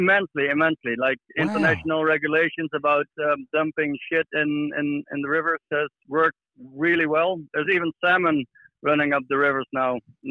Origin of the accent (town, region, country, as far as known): Netherlands